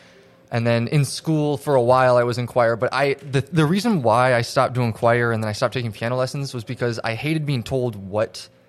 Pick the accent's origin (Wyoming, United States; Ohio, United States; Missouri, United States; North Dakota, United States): North Dakota, United States; Fargo; I'm 25. I was born and raised in Fargo, North Dakota.